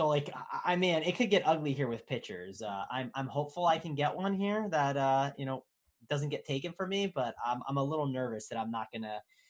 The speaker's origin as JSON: {"language": "English", "region": "New Jersey", "country": "United States", "said": "I'm from Jersey."}